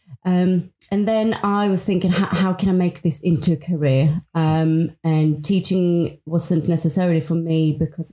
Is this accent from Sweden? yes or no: yes; Sweden; moved away as an adult; I'm from Sweden. I've been in this country for 24 years